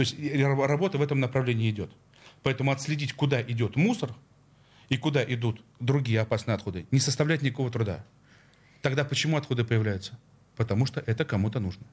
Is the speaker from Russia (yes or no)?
yes; Saint Petersburg, Russia; Я, как петербуржец